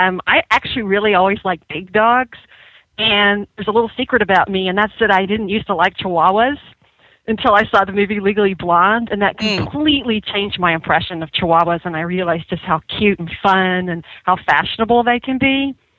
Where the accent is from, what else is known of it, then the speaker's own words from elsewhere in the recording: Dallas, Texas, United States; now in New York City, United States; I'm originally from Dallas, Texas, from a family of four.